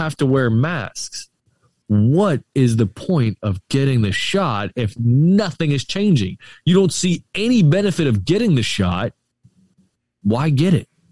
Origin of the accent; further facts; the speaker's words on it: St. Petersburg, Florida, United States; I'm born and raised right here in Saint Pete